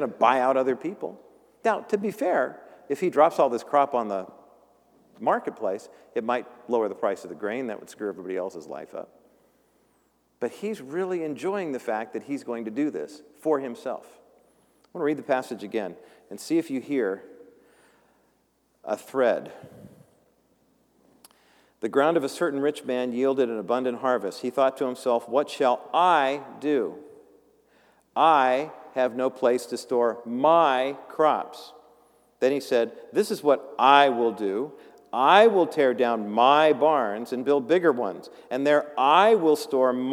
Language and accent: English; Whittier, California, United States; also born or lived in Orange County; growing up in Whittier before we moved to Orange County